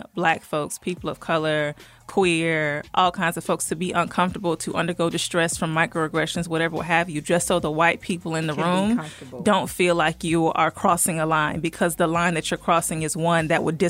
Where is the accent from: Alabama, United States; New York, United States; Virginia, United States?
Virginia, United States; born there; also born or lived in Georgia; now in Covington, United States; I was born in Virginia, stayed there for a while, moved around the South, but I settled here in Georgia, in a small city in Covington.